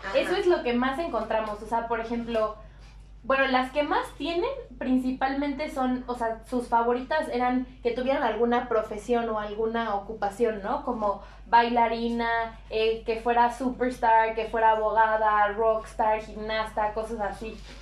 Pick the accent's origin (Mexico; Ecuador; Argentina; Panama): Mexico